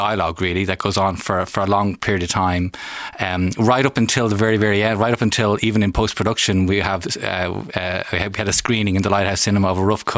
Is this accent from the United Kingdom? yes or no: no; Ireland; an Irish citizen